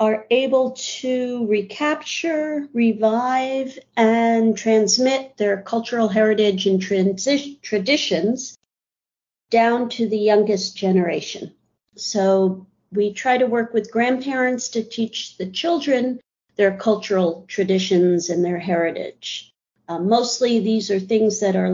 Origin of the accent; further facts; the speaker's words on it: New York City, New York, United States; also born or lived in Columbus, Ohio / France / Minneapolis; I was born in New York City, stayed here through college, before college, through high school